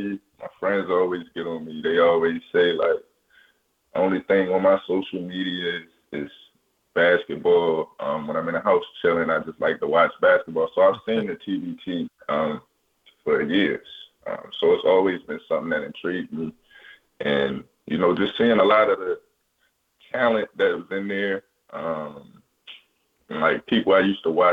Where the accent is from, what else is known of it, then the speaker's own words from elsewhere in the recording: Baltimore, Maryland, United States; being from Baltimore, watching Maryland growing up